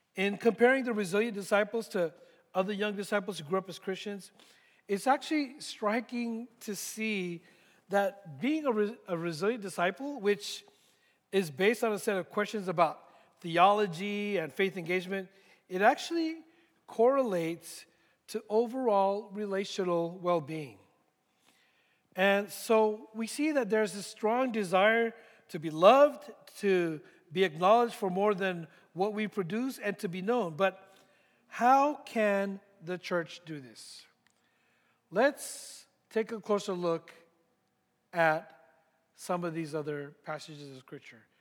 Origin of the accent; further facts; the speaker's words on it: San Francisco Bay Area, California, United States; moved away as an adult; also born or lived in Philippines; now in Dallas, United States; I grew up in the San Francisco Bay Area